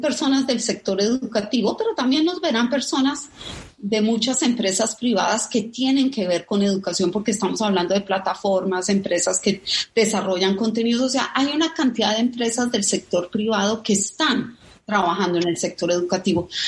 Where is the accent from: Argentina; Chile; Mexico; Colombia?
Colombia; como colombiana